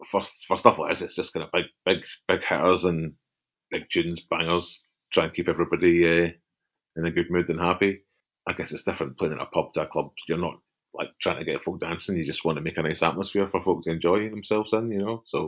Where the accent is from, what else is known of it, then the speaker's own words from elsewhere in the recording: Glasgow, Scotland, United Kingdom; I grew up in Broomhill. And I was aware that Partick was the next bit to us